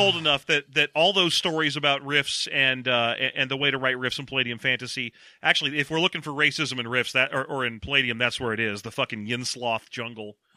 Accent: United States; we're American

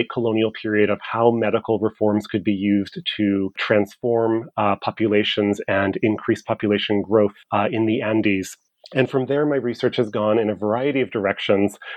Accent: California, United States; now in Seattle, United States; I grew up in California, and uh, growing up in California was really crucial to the development of my intellectual interests.

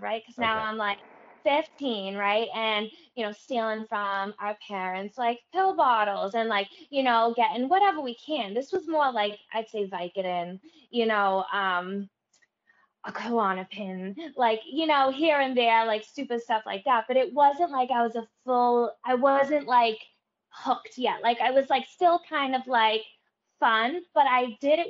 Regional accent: Everett, United States; when I was growing up in Everett

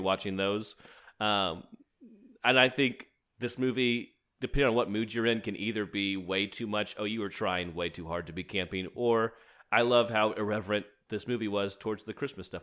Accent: United States; as an American

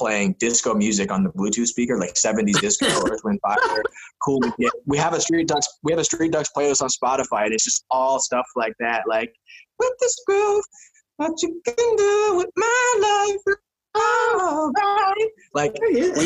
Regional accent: San Diego, California, United States; moved away as an adult; also born or lived in Spain; I grew up blading around San Diego.

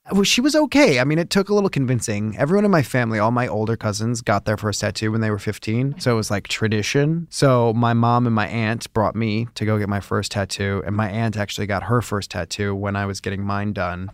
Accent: Chicago, Illinois, United States; moved away; I grew up in Chicago

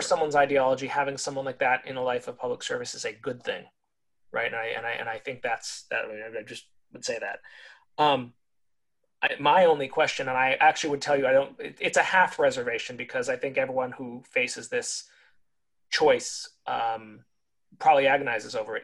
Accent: California, United States; My home state of California

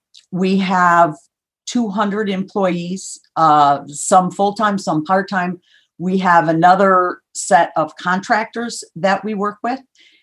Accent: Minnesota, United States; now in Chicago, United States; So I was born in Minnesota and grew up there, moved several times when I was young, went to school in South Bend, Indiana, and then started my career here in Chicago.

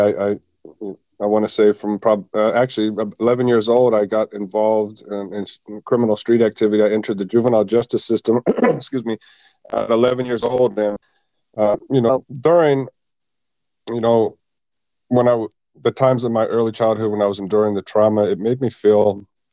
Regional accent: Tustin, California, United States; also born or lived in Halifax, Nova Scotia, Canada; I grew up in Tustin, California.

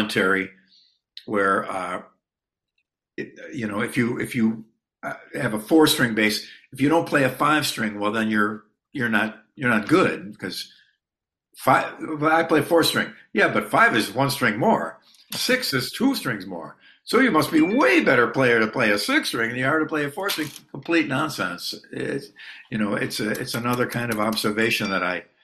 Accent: United States; an American musician

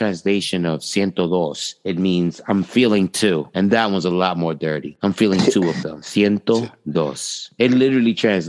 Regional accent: New York City, New York, United States; We're all from the city, from New York.

